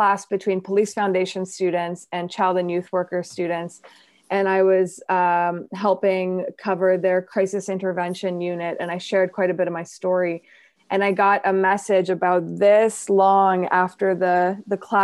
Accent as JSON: {"language": "English", "town": "Montreal", "region": "Quebec", "country": "Canada", "tie": "born or raised there", "second_language": "English", "moved": "as an adult", "lives_now": "Toronto, Canada", "said": "born and raised in Montreal. So I learned English when I was 10."}